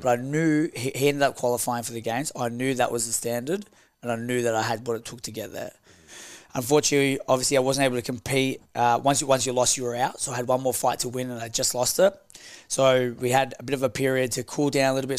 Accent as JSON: {"language": "English", "country": "Australia"}